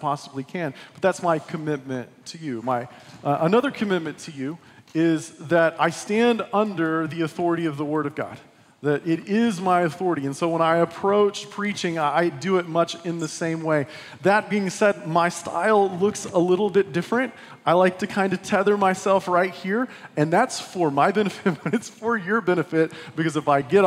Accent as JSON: {"language": "English", "region": "West Texas", "country": "United States", "tie": "born or raised there", "said": "I was born and raised in West Texas."}